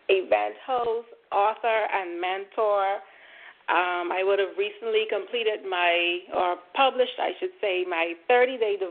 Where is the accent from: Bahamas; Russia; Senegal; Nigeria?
Bahamas; I'm here from the Bahamas.